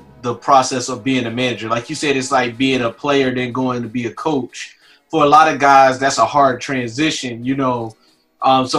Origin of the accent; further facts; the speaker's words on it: Philadelphia, Pennsylvania, United States; now in Virginia Beach, United States; I'm from Philly originally